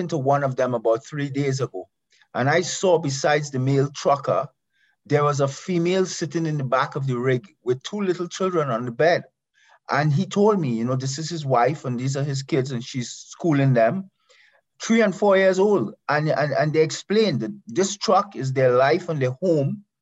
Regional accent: Canada; we are Canadian

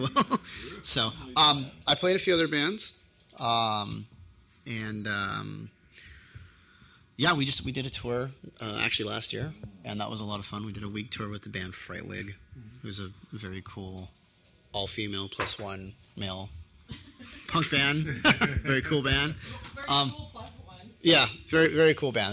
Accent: Torrance, California, United States; I was born in Torrance

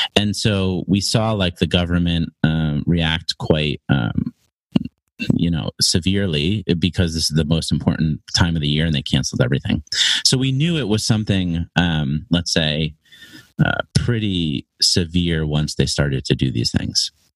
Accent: Connecticut, United States; moved away as an adult; now in China; I'm an American. I'm an, a native of Connecticut in the US.

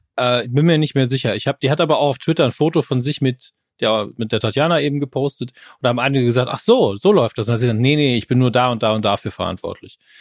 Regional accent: Saarland, Germany

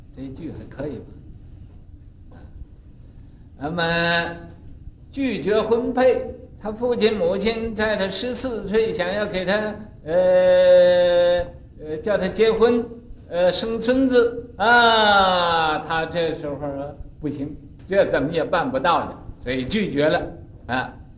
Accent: China; 我们中国人都讲落叶归根

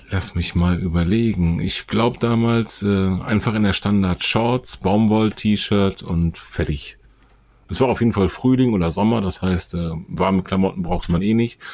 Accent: Bonn, North Rhine-Westphalia, Germany; weil Bonn unserer beider Heimatstadt ist.

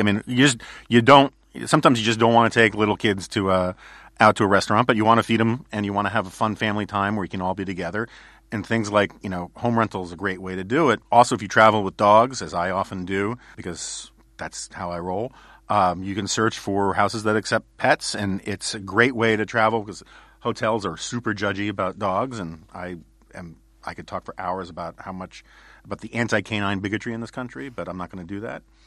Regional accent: New York City, New York, United States; growing up in New York City in the nineteen seventies

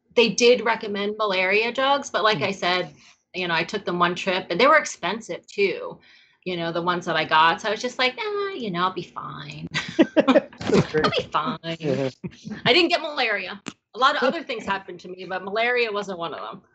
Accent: New York, United States; moved away as an adult; also born or lived in California; I also am a city girl. I grew up in New York. I went to, you know, high school and college in New York

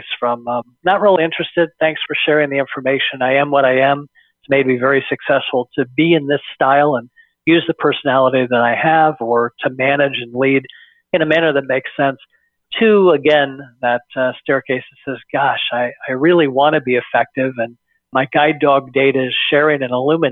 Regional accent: Bay Area, California, United States; born and raised in the Bay Area

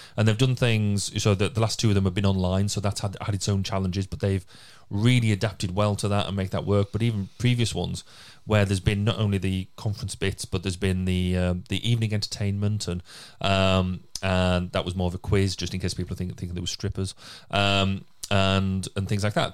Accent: Cumbria, North West England, United Kingdom; now in Carmarthenshire, United Kingdom; I'm from Cumbria

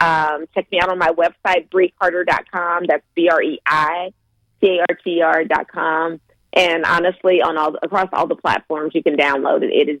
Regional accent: Louisiana, United States; moved away; originally I'm from Louisiana

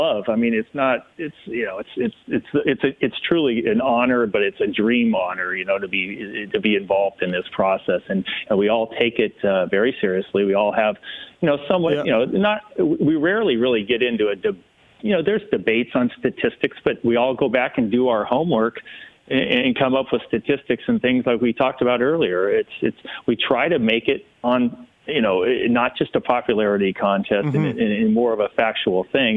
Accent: San Diego, California, United States; growing up in San Diego.

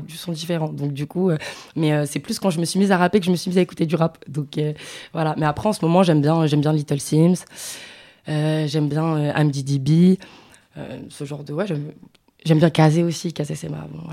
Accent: Paris, Île-de-France, France; je suis de Paris

